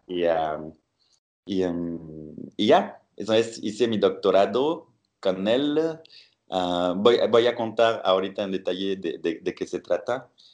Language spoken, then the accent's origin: Spanish; Bordeaux, Nouvelle-Aquitaine, France; moved away; soy eh, francés y eh, de la ciudad de Burdeos